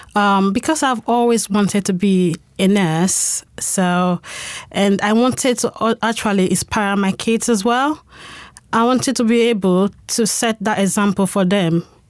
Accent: Spain; moved away as an adult; now in United Kingdom; I am, um, a Spanish citizen. I'm from Spain. So I moved to the U K six years ago.

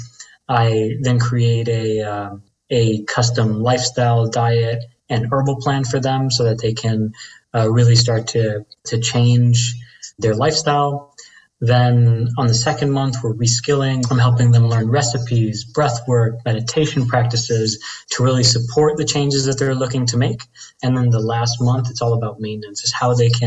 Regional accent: Dominican Republic; I'm Dominican from the Caribbean

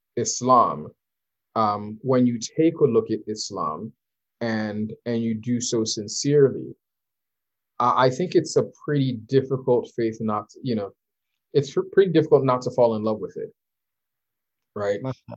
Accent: Nigeria; You'll find out that I'm Nigerian, because I'm always, you know, quoting Nigerian proverbs, and you'll know that I'm Muslim, you know.

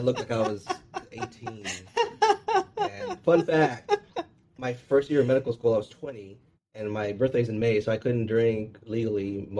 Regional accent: Rio Grande Valley, Texas, United States; I am from the Rio Grande Valley of Texas. So Rio Grande Valley, the border. On the border of Mexico and Texas, just drive south in the very tip.

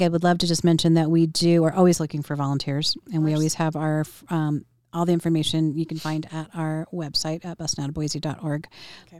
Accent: Southern California, United States; I was born in Southern California.

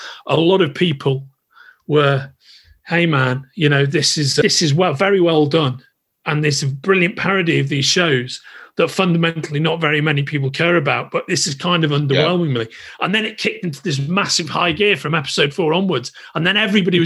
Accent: England, United Kingdom; I'm English.

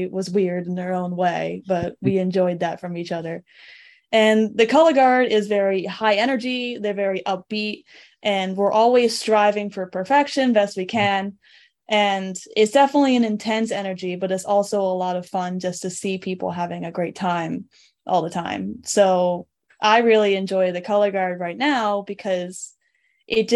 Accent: South Deerfield, Massachusetts, United States; also born or lived in Montague, Massachusetts; I was born and raised in Western Mass

